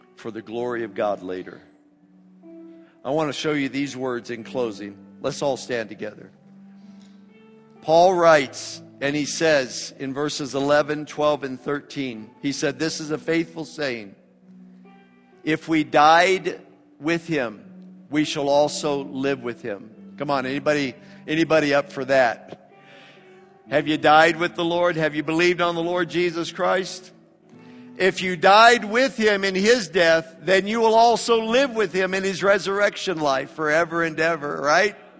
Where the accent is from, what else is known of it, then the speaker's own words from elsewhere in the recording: United States; I'm an American